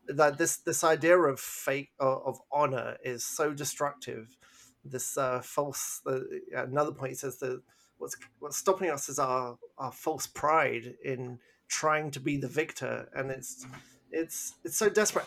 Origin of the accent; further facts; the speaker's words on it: England, United Kingdom; I'm English